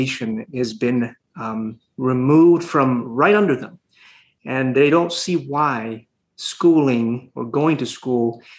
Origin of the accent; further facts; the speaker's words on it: Honduras; moved away as an adult; now in Houston, United States; So I'm from Honduras. I was born and raised there. I didn't come to the States until I was 20, about 21 almost.